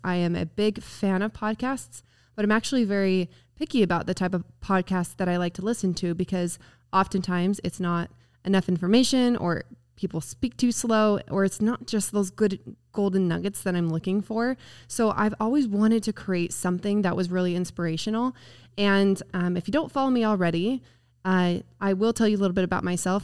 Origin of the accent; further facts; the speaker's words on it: Spanish Fork, Utah, United States; I'm from Spanish Fork, Utah, actually Woodland Hills, if you're familiar with Utah. I'm just Spanish Fork High School